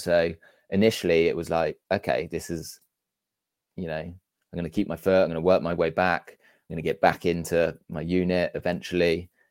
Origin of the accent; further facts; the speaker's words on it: Amesbury, South West England, United Kingdom; also born or lived in Wegberg, Germany; we grew up in a small town called Amesbury